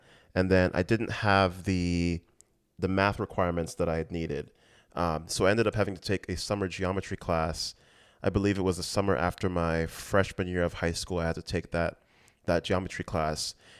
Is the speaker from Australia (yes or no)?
no; U.S. Virgin Islands; You know, growing up in the Virgin Islands, we sort of had a built-in social circle in that.